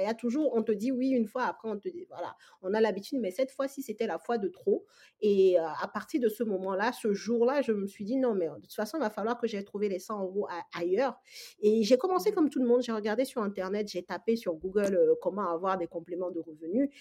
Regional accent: Togo; moved away as an adult; now in France; je suis absolument pas née en France, je suis togolaise, donc euh, de l'Afrique de l'Ouest. J'ai fait mes études primaires, secondaires, j'ai eu mon bac au Togo et ensuite je suis arrivée en France en fait pour mes études supérieures

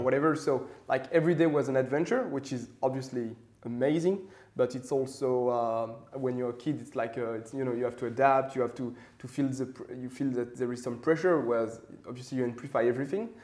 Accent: Paris, Île-de-France, France; I grew up in Paris, so uh, quite classical for a French guy.

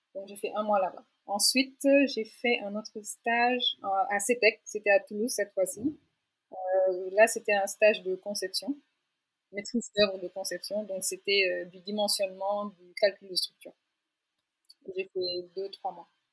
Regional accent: Dakar, Senegal; also born or lived in France; j'ai 31 ans et j'ai grandi à Dakar. j'ai fait tout mon cursus ici, jusqu'au bac

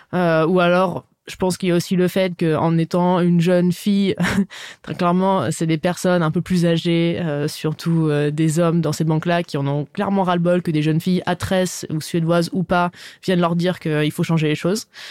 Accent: Dijon, Bourgogne-Franche-Comté, France; moved away as an adult; also born or lived in New York; je viens de Dijon. Je suis très contente, euh, je suis très fière de, cette région, la Bourgogne. J'adore bah, mon chez moi

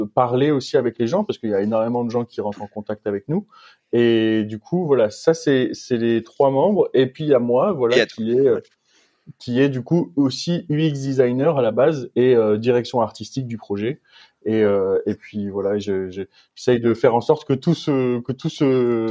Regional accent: Metz, Grand Est, France; moved away as an adult; also born or lived in Strasbourg / Montpellier; now in Aix-en-Provence, France; je suis natif de Metz

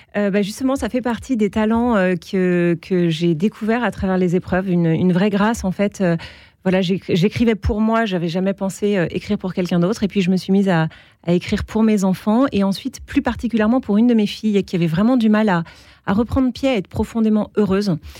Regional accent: Alsace, Grand Est, France; j'ai grandi en Alsace

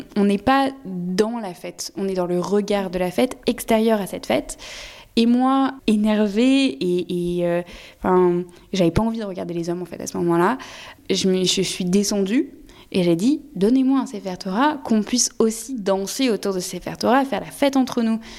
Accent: France; Je suis française

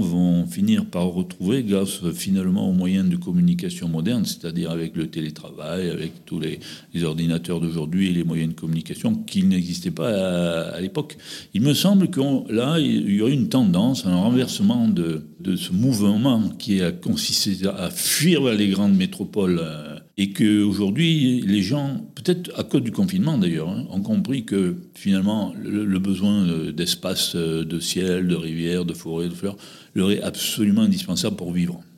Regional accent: Les Quatre-Routes-du-Lot, Occitania, France; also born or lived in Corrèze; Je suis né dans un petit village du département du Lot, au pied du Cos de Martel, qui s'appelait les Quatre Routes du Lot

